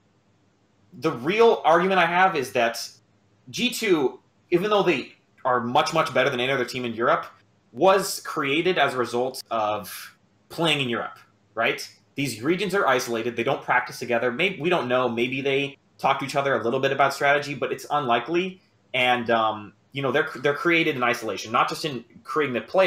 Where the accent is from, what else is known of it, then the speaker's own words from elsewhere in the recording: Miami, Florida, United States; now in Washington, D.C., United States; I said I'm from Miami, but I'm calling from DC